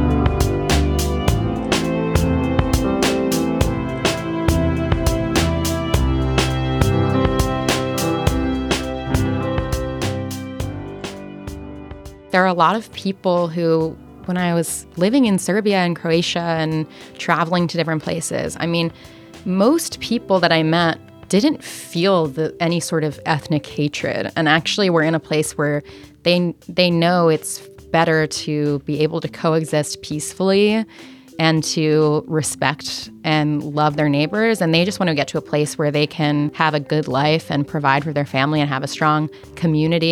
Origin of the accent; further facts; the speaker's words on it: United States; I was raised in America